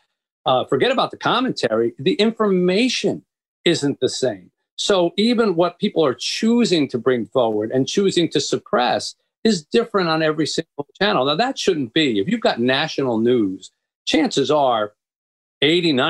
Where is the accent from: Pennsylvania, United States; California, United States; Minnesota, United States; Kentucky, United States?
Pennsylvania, United States; Philadelphia; moved away as an adult; also born or lived in Boston / New York / Florida; now in Detroit, United States; But I was raised in the East. And I grew up in Philadelphia.